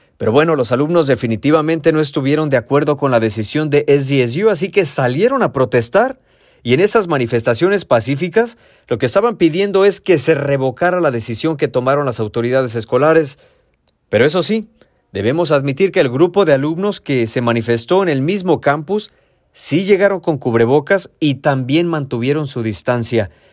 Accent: Mexico; now in San Diego, United States; la casa donde crecí en México

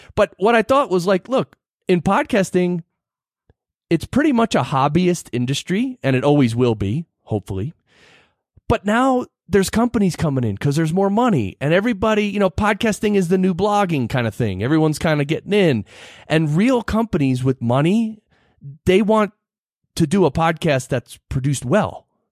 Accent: New Jersey, United States; born or raised there; moved away as an adult; also born or lived in Manhattan, New York; now in Colorado Springs, United States

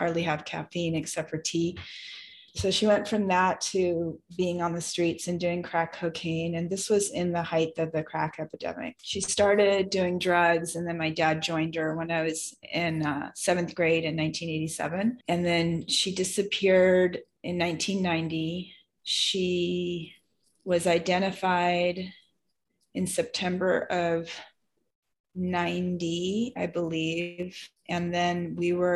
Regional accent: Seattle, Washington, United States; now in California, United States; I grew up in the Seattle area

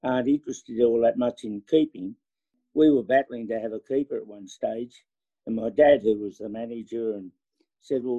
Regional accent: Wollongong, New South Wales, Australia; also born or lived in Wagga Wagga, New South Wales; I went to school in Wollongong, which is an hour south of Sydney

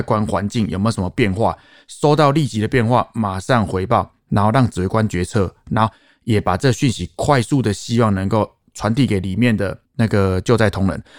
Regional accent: Taoyuan, Taiwan; 我是在地桃园人，土生土长，

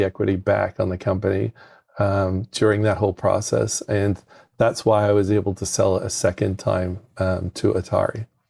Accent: United Kingdom; moved away as an adult; now in United States; I'm from the United Kingdom

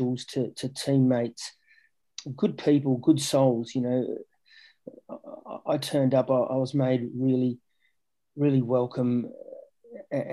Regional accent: Australia; moved away; also born or lived in England; Growing up in Australia, as a kid

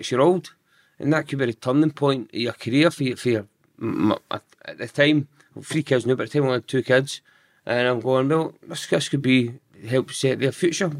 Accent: Giffnock, Scotland, United Kingdom; Giffarnock. Mm-hmm. So I'm still in Giffarnock now, but the street we stayed in, I mean, it was all brothers.

